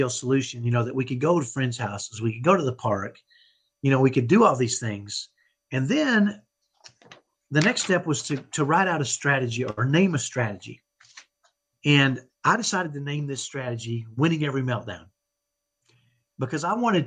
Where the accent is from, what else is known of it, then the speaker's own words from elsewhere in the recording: Dallas, Texas, United States; accent: ghetto Texas accent; I grew up in Dallas, and I have what I call a ghetto Texas accent